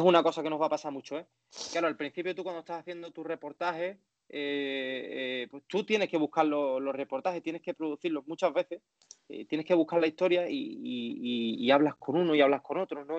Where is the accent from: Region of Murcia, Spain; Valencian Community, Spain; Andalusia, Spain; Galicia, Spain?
Andalusia, Spain; accent: Andalusian; por ser andaluz tengo que mantener eh, mi acento siempre